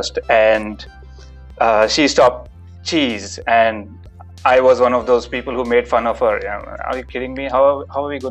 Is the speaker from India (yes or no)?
yes; India; moved away as an adult; now in Melbourne, Australia; So I was born in India and lived there for about 25 years